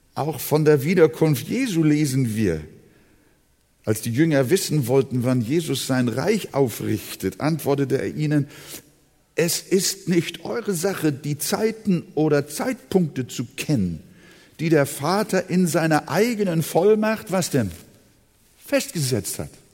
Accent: Hamburg, Germany; now in Quickborn, Germany; Wir wohnen ja draußen in äh, Quickborn, Schleswig-Holstein. Aber wir sind ja Hamburger, seit 1943 bin ich schon hier in Hamburg.

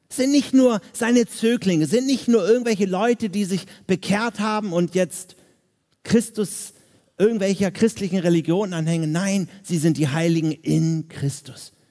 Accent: Hamburg, Germany; now in Vienna, Austria; ich komme jetzt aus Wien, dort lebe ich seit 13 Jahren, ich bin aber eigentlich Hamburger.

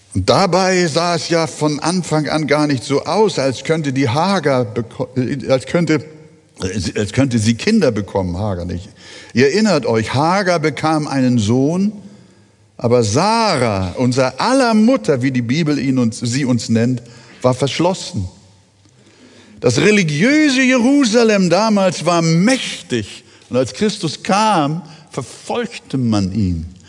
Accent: Billstedt, Hamburg, Germany; ich fast jeden Tag drüben von Billstedt, von weit her nach Altona, teils mit dem Fahrrad im Winter, mit der Straßenbahn, dort fast jeden Tag in der Gemeinde gewesen bin

